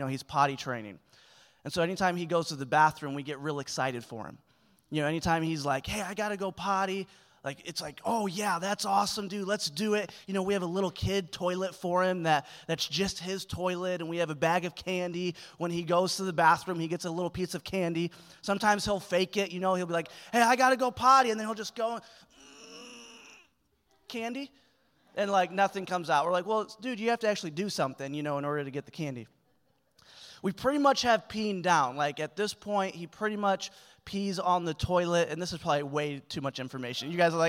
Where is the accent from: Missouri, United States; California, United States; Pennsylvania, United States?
Missouri, United States; Springfield; I'm from Springfield, Missouri, and it's just way different.